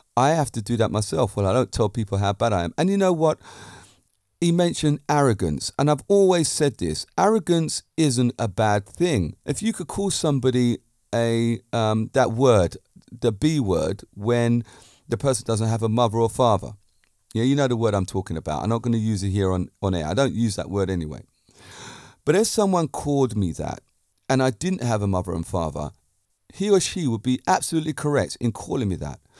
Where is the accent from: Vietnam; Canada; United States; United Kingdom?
United Kingdom; Being a Brit myself